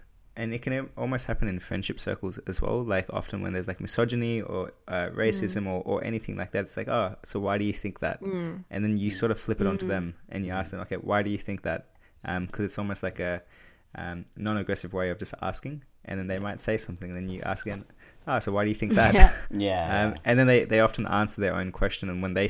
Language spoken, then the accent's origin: English; Australia; growing up as like Indian, Asian Australians, or, you know, Mank and I, Indian Australians